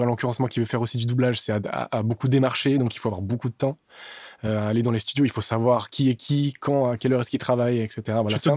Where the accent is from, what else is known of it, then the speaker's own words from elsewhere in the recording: Switzerland; also born or lived in Serbia; now in France; Suisse, mais d'origine serbe